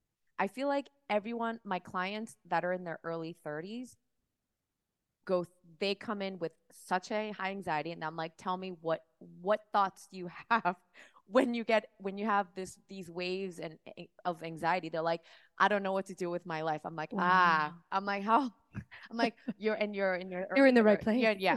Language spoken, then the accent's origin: English; Miami, Florida, United States; also born or lived in Seoul, South Korea / New York City; I actually grew up in... I was born in Seoul, South Korea. Oh, wow. My family moved to Miami.